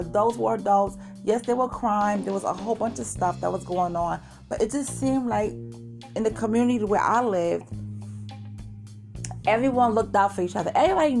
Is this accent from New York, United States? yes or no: yes; New York City, New York, United States; moved away as an adult; also born or lived in Queens, New York City / Bronx, New York City; now in Florida, United States; I'm from Brooklyn. I am just another girl from Brooklyn. You know, my hometown is New York City. I also lived in Queens.